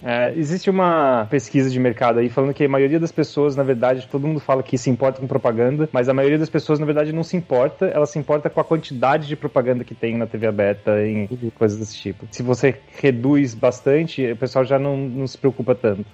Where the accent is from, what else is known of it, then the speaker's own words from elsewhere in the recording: São José dos Campos, São Paulo, Brazil; moved away as an adult; now in Seattle, United States; eu sou de São José dos Campos, São Paulo